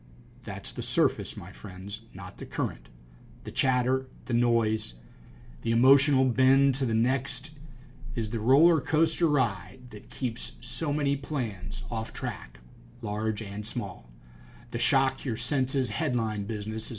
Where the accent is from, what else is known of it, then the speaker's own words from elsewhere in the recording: Charleston, South Carolina, United States; I grew up in Charleston, and we had yacht clubs like Boca has golf clubs